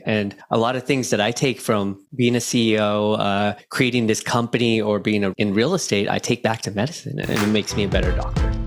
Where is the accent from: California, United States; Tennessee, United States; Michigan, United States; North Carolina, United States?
California, United States; Silicon Valley; I was born in Silicon Valley